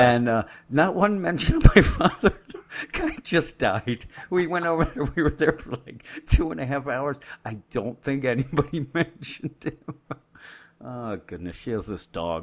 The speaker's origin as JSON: {"language": "English", "region": "Pennsylvania", "country": "United States", "said": "We're from Pennsylvania"}